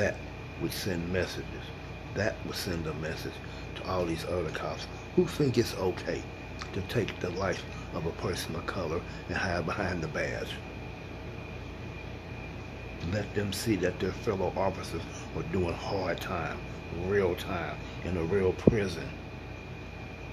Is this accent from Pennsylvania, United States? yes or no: no; Kansas City, Missouri, United States; my hometown, and I live here in Kansas City, Missouri